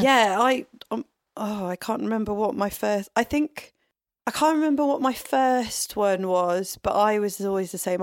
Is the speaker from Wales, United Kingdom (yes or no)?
yes; Tenby, Wales, United Kingdom; I grew up in Tenby, which is a tourist town.